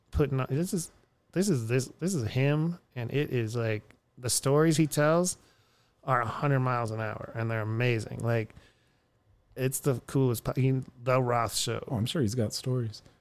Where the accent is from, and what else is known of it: Erie, Pennsylvania, United States; born or raised there; also born or lived in Houston, Texas; now in Austin, United States